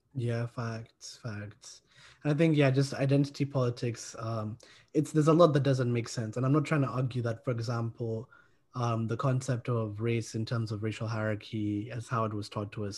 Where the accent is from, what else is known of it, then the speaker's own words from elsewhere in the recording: Kenya; I'm from Kenya